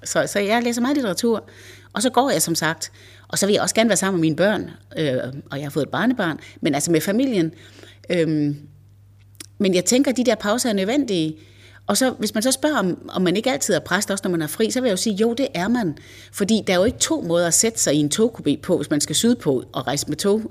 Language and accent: Danish; Varde, Southern Denmark, Denmark; moved away as an adult; also born or lived in Copenhagen / Zealand; now in Hørsholm, Denmark; Jeg er ikke sjællænder. Jeg er vestjyde. Jeg kommer fra Varde. Og da jeg blev student i 85, så rejste jeg direkte til København.